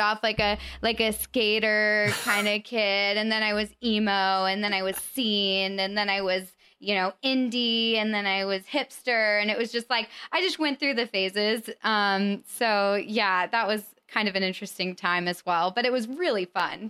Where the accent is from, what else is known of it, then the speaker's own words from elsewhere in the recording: Colorado, United States; moved away; I'm from Colorado